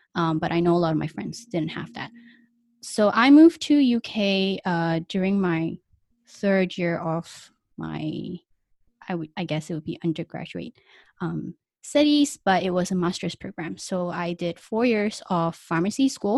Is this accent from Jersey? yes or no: no; Kuala Lumpur, Malaysia; moved away as an adult; also born or lived in United Kingdom; I grew up in Malaysia until I was twenty-one, and I actually left Malaysia, um, K L to go to U K before I came here.